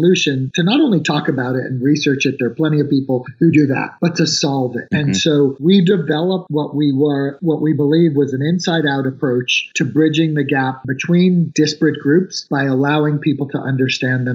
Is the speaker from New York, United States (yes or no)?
yes; New York, United States; moved away; I am a New Yorker. I grew up kind of as a poor kid in New York